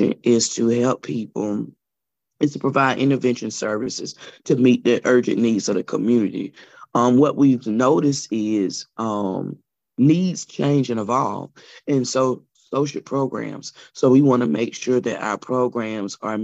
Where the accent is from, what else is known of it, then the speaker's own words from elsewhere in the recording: Elberton, Georgia, United States; moved away as an adult; now in Augusta, United States; I am originally from Elberton, Georgia, with the granite capital of the world. And I moved to Augusta about 2006 as a college student